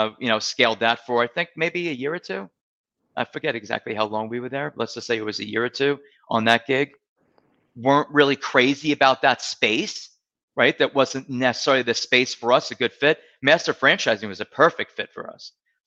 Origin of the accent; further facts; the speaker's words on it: Marco Island, Florida, United States; I'm from Marco Island, Naples.